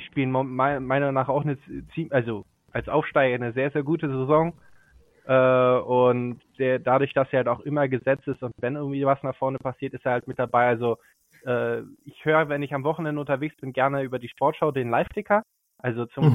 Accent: Brilon, North Rhine-Westphalia, Germany; also born or lived in Shanghai; geboren bin ich im Sauerland, im schönen kleinen Städtchen namens Brilon

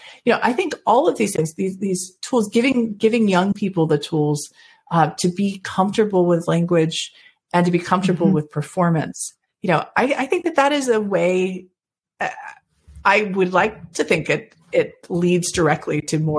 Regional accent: Florida, United States; born there; also born or lived in Georgia; because I was born in Florida. I've lived in Georgia longer than I've lived anywhere else at this point.

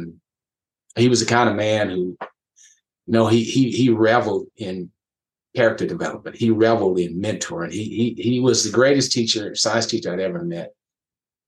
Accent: West Texas, United States; that small community I grew up in West Texas

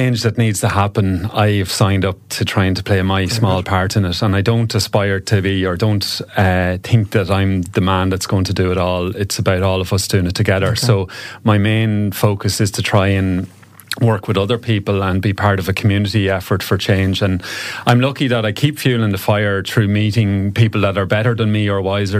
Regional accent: County Cavan, Ireland; also born or lived in Galway / Dublin / Donegal; now in Ennistymon, Ireland; I'm actually originally from Cavan

